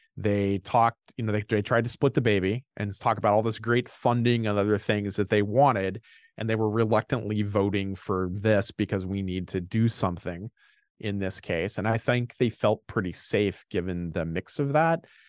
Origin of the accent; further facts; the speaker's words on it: Indiana, United States; moved away as an adult; now in Minnesota, United States; I'm from Indiana originally